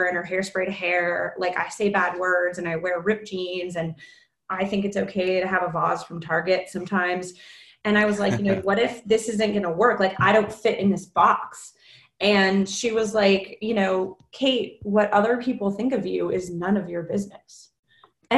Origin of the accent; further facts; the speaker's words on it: South Bay, California, United States; I grew up in the South Bay, so I'm totally a local South Bay kid